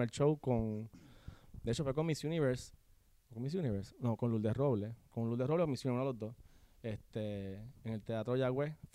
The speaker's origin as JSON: {"language": "Spanish", "town": "San Juan", "country": "Puerto Rico", "tie": "born or raised there", "also_born_or_lived": "Guaynabo", "said": "Yo nací en San Juan, me crié en San Juan, este, estudié en Guaynabo, en la Huesleyana, y luego me mudé a Guaynabo por unos añitos, y sí, entre Guaynabo y San Juan toda mi vida."}